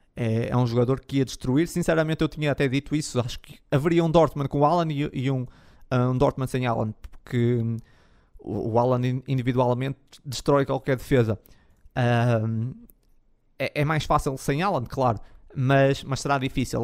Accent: the North, Norte, Portugal; sou do Norte.

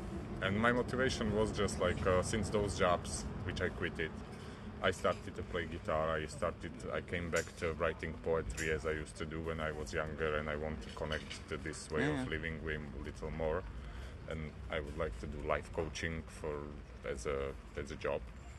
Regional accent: Slovakia

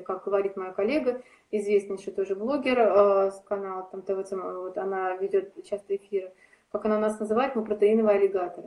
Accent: Saint Petersburg, Russia

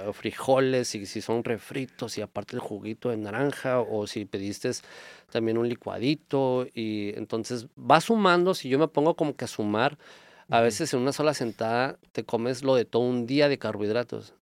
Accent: Mexico; nosotros como mexicanos

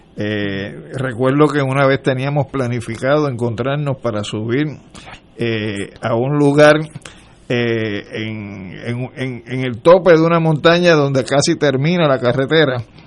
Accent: Puerto Rico; yo puertorriqueño

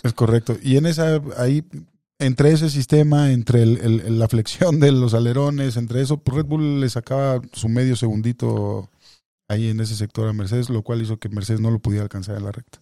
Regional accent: Mexico; como mexicano

